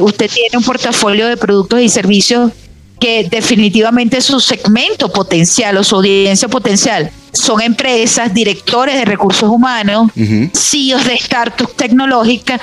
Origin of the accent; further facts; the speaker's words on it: Venezuela; moved away; cómo somos los venezolanos